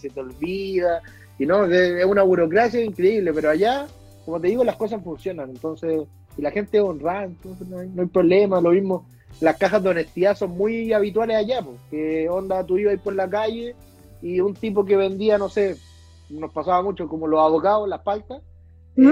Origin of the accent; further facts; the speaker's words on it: Chile; also born or lived in New Zealand; soy chileno